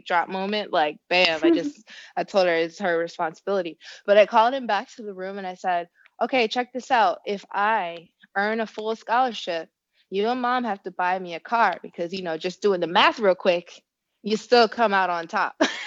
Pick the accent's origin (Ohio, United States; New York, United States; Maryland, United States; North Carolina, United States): Ohio, United States; Elyria; So I grew up in Elyria, Ohio, very small town, one public high school, literally related to half